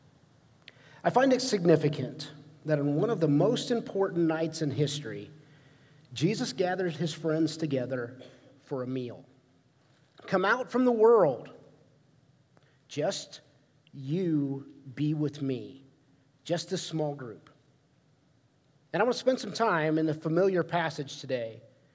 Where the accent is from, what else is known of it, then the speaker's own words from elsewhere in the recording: Ohio, United States; growing up in Ohio